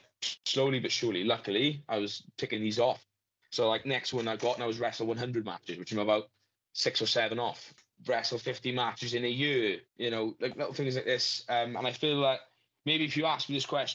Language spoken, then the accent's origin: English; Wales, United Kingdom; We're Welsh now.